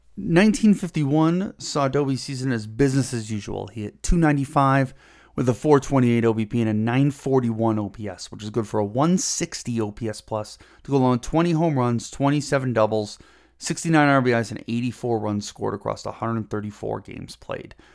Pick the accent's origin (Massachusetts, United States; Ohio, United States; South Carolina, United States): Ohio, United States; Cleveland; growing up in Cleveland